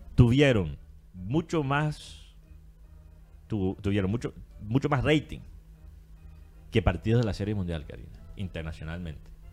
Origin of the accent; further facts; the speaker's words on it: United States; Estados Unidos ser mi tierra.